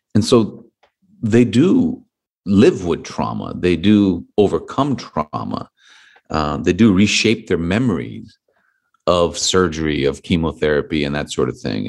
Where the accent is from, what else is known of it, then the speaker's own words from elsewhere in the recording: Los Angeles, California, United States; my hometown in Los Angeles